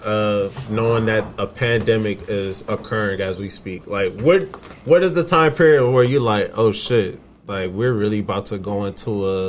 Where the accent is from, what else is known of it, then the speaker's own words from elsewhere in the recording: Southern California, United States; We grew up in Southern California.